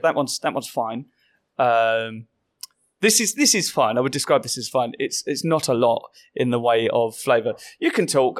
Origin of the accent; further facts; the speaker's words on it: Southend-on-Sea, East of England, United Kingdom; it's in my hometown.